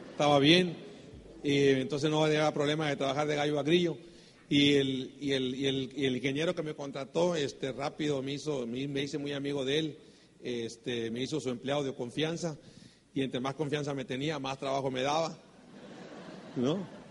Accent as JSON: {"language": "Spanish", "region": "Sonora", "country": "Mexico", "said": "somos mexicanos, sonorense, vengo del norte del país"}